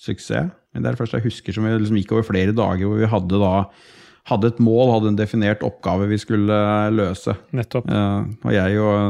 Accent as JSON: {"language": "Norwegian", "town": "Sarpsborg", "region": "Østfold", "country": "Norway", "said": "Som alltid i Øvre Tune, der jeg er fra."}